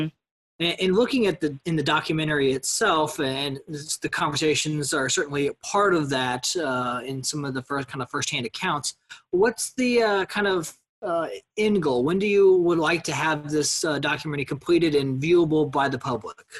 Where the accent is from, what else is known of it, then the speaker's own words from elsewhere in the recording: Missouri, United States; I grew up in Cole County, which is part of the corridor